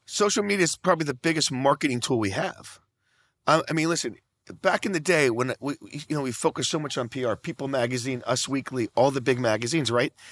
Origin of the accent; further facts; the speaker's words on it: Naples, Florida, United States; I'm from Naples, Florida, very small retirement community on the other side of Naples, I mean, on the other side of Florida